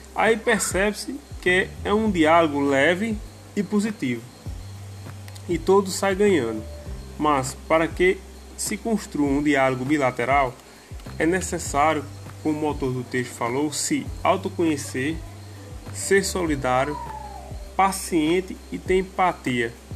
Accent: Brazil; sou da cidade de São Luís do Peixe

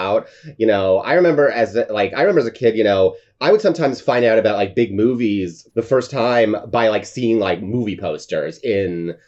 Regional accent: upstate New York, United States; as a kid in upstate New York

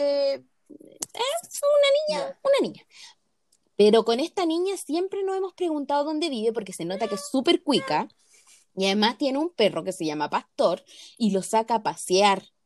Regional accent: Chile; Ni a los chilenos nos gustan los chilenos

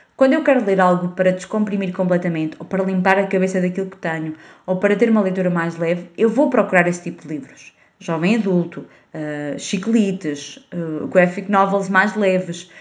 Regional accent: Portugal; first language Portuguese; ler literatura portuguesa é uh, obrigatório na, na escola

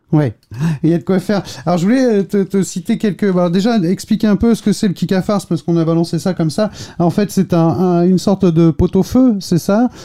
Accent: Finistère, Brittany, France; je suis du Finistère, euh, donc breton euh, aussi

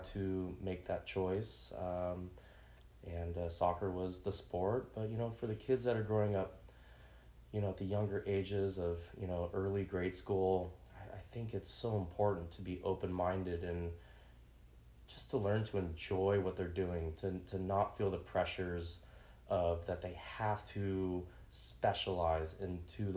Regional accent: Washington, United States; also born or lived in Seattle / Vancouver, Washington; growing up in Washington State

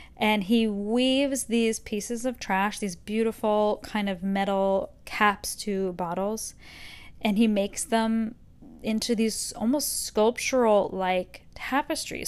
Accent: Northeast, United States; now in Texas, United States; I'm from the Northeast

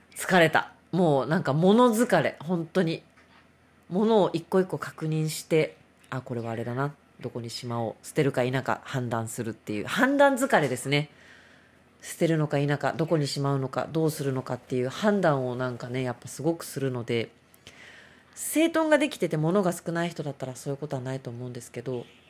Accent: Kanto, Japan; 私たち関東人は雪に弱いですから

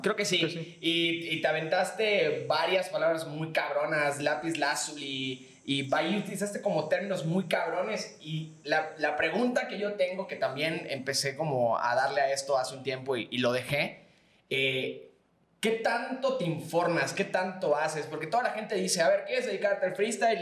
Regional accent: Yucatán, Mexico; nosotros somos de Yucatán

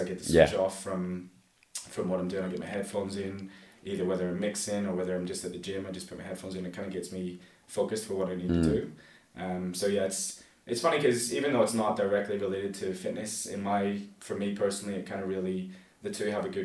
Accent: Belfast, Northern Ireland, United Kingdom; moved away; Belfast, just outside Belfast.

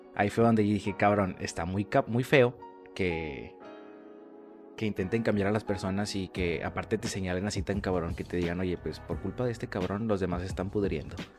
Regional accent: Monterrey, Nuevo León, Mexico; Monterrey nací en La Conchita

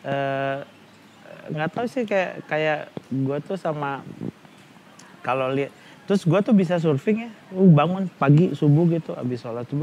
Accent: Makassar, South Sulawesi, Indonesia; iya gue Makassar, Makassar terus

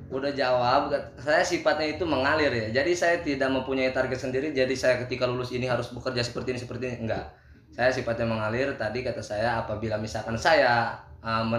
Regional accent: Lebak, Banten, Indonesia; saya kan berasal dari Lebak ya jadi dari kampung sedikit masuk ke Serang ya agak sedikit kota

